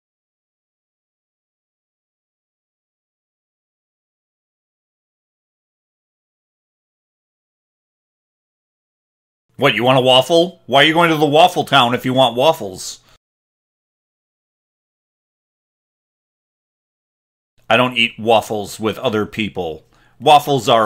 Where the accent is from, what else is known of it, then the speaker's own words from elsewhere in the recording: Wisconsin, United States; I'm from Wisconsin.